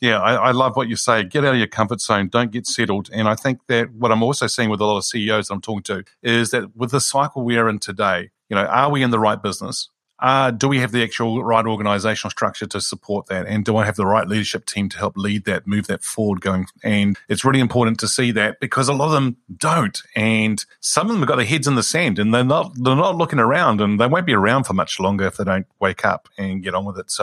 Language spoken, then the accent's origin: English; Greece; Greece is where I originate from